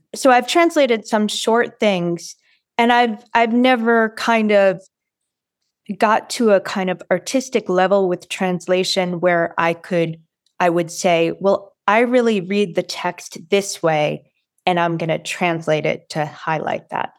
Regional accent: Watertown, Massachusetts, United States; I'm from Watertown, Massachusetts

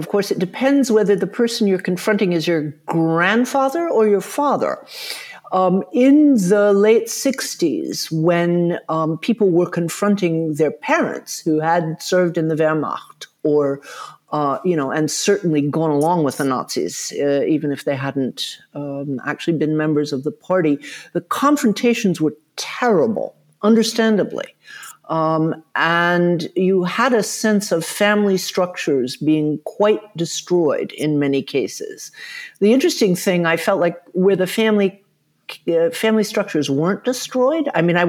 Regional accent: the South, United States; I was fortunate. I grew up in the South, although I know you don't hear it. My parents were from the North. But my mother was very active in the civil rights movement in Atlanta.

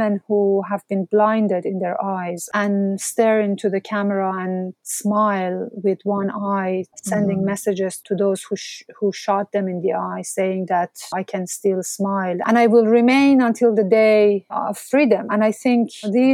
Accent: Mashhad, Razavi Khorasan, Iran; moved away; my hometown, Mashhad

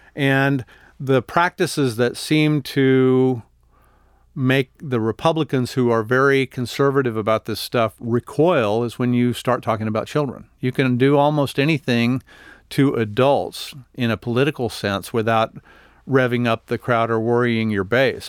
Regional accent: El Paso, Texas, United States; I'm from El Paso

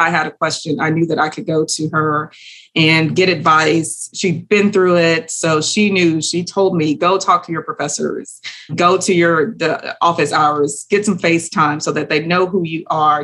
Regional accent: Houston, Texas, United States; I am from Houston, Texas, from a low socioeconomic status

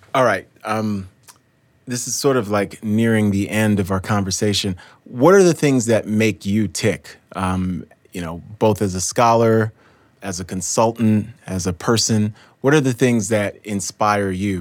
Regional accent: New York City, New York, United States; I grew up in New York City.

